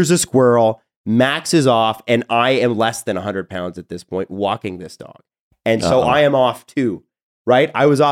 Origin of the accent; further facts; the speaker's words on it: Toronto, Ontario, Canada; on Tilly Drive, where I grew up in Scarborough